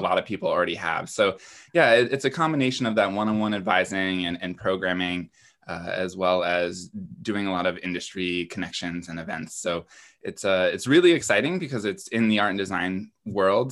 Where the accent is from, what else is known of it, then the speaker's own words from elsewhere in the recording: East Coast, United States; moved away; I'm originally from the East Coast